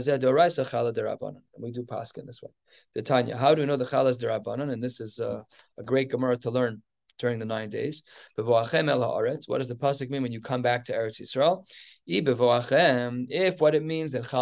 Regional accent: United States; I'm an American.

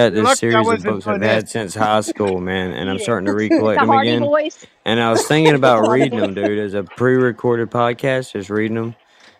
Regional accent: South Carolina, United States; I'm from South Carolina.

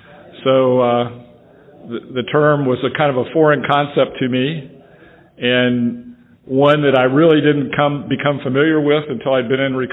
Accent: Franklin, Tennessee, United States; And like I said, I'm from Franklin, Tennessee.

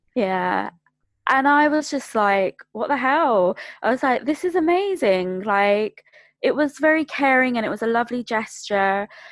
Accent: London, United Kingdom; I'm born and bred from Greater London

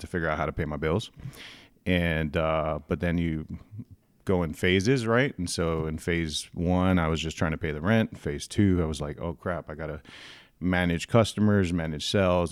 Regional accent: San Antonio, Texas, United States; born and raised in San Antonio, downtown

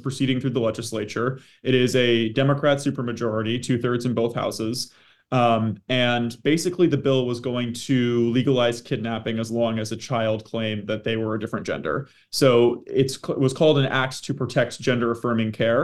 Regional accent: Maine, United States; moved away as an adult; now in Washington, D.C., United States; I'm originally from Maine

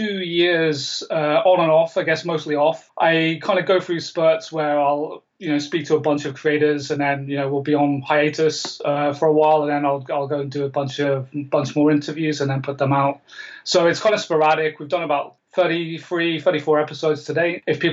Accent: Canada; I'm Canadian. I mean, I don't sound it, but I am Canadian.

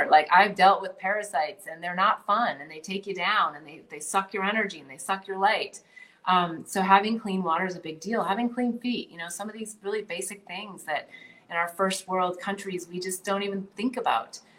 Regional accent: Midwest, United States; I mean, I grew up in the Midwest, so maybe I got the extra, you know, the super program on this

